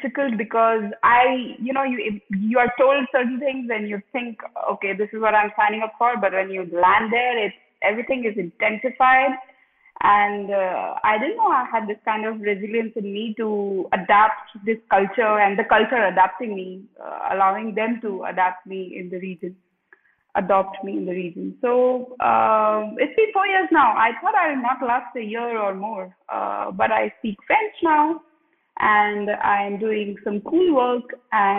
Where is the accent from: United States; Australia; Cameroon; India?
India; born or raised there; moved away as an adult; now in Republic of the Congo